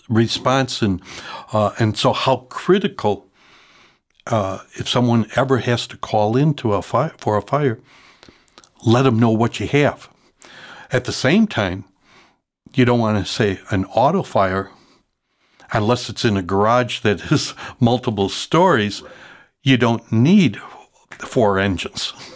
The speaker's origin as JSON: {"language": "English", "town": "Chicago", "region": "Illinois", "country": "United States", "tie": "born or raised there", "said": "I grew up in Logan Square at, uh, Parish Saint Sylvester's"}